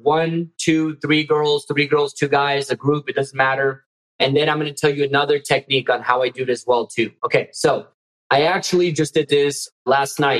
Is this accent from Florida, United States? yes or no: yes; Miami, Florida, United States; my Miami roots